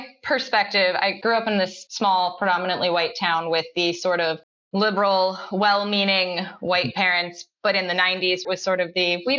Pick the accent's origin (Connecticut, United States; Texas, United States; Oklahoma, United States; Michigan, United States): Connecticut, United States; I'm from Connecticut, small town, somewhat rural Connecticut, very predominantly white small town. And I left Connecticut for college and ended up back a little further from where I grew up, but I'm in Fairfield County, Connecticut now